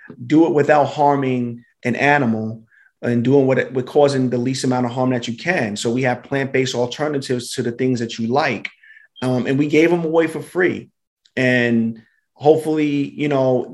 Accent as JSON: {"language": "English", "town": "New York City", "region": "New York", "country": "United States", "said": "I'm from Brooklyn. I'm from East Flatbush."}